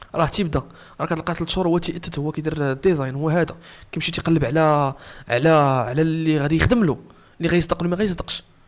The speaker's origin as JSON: {"language": "Arabic", "town": "Meknes", "region": "Fès-Meknès", "country": "Morocco", "tie": "born or raised there", "said": "هنا في مكناس انا ولد مكناس"}